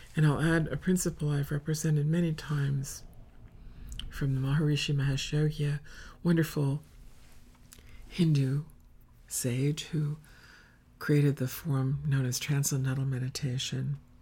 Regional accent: Finger Lakes, Western New York State, United States; In the Finger Lakes where I grew up in Western New York State

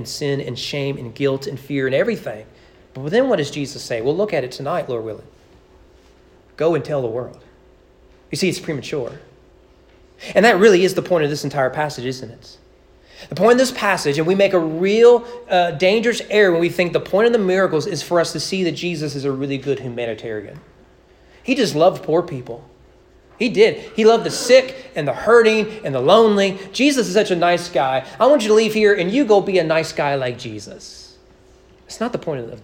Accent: Kentucky, United States; I grew up in Kentucky

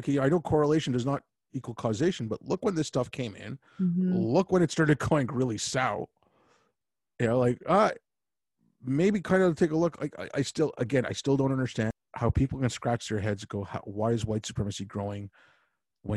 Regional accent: Canada; also born or lived in Montreal; I grew up in this country, like, you know, like, I'm as Canadian

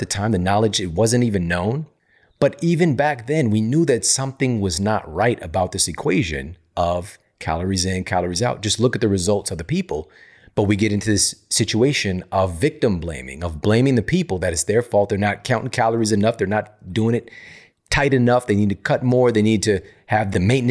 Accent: St. Louis, Missouri, United States; St. Louis, Missouri, my hometown

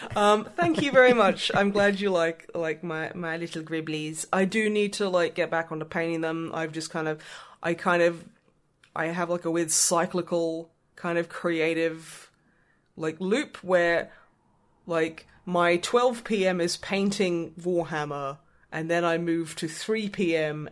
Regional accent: United Kingdom; I was educated about Europe's geography in the UK

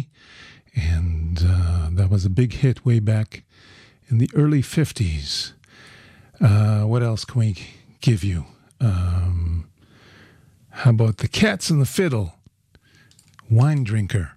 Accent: Toronto, Ontario, Canada; moved away; I was born in Toronto

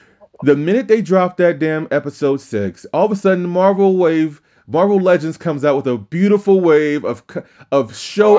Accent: Louisiana, United States; He's from Louisiana. I'm from Louisiana. I've always had a soft spot for just giving people a chance from my home state

